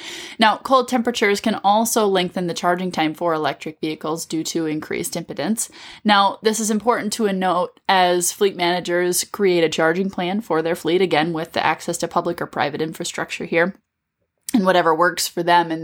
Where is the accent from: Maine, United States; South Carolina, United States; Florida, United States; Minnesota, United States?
Minnesota, United States; as a Minnesotan